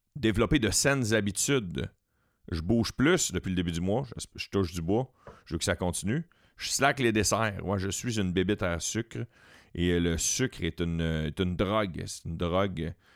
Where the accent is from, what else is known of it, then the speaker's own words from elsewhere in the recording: Quebec, Canada; on est québécois tout le temps, tout le temps, tout le temps